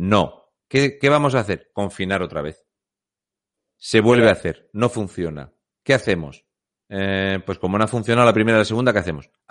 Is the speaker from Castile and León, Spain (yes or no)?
no; Fuente Álamo, Region of Murcia, Spain; Muy buenas … soy de Fuente Álamo de Murcia.